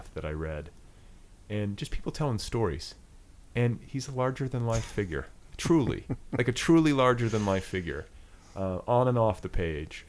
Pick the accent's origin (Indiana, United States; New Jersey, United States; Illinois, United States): Indiana, United States; moved away; also born or lived in Colorado; I'm from Indiana.